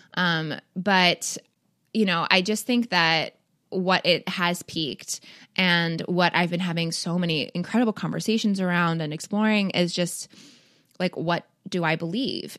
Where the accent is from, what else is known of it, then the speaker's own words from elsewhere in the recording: Toronto, Ontario, Canada; I grew up in Toronto